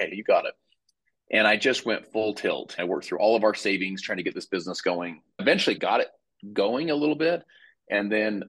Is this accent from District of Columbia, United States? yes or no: no; Salt Lake City, Utah, United States; But I'm from Salt Lake City, Utah.